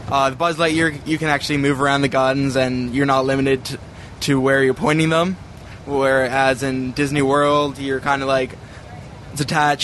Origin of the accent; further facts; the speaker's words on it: Canada; from Canada.